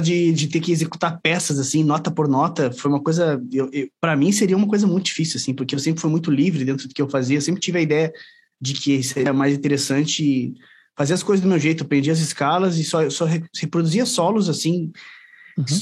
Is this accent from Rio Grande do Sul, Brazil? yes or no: yes; Caxias do Sul, Rio Grande do Sul, Brazil; sou de Caxias do Sul, aqui no Rio Grande do Sul.